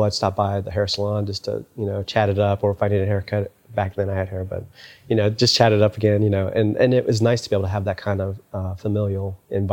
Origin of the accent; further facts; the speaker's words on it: San Antonio, Texas, United States; growing up in San Antonio